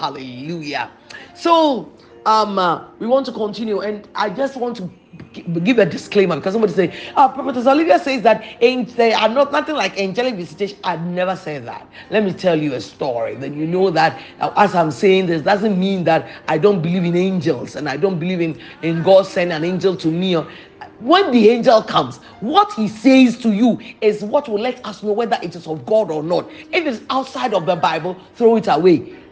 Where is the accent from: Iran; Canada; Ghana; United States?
Ghana; I come from a Anglophone country, so I come from Ghana, and I am not able to speak French.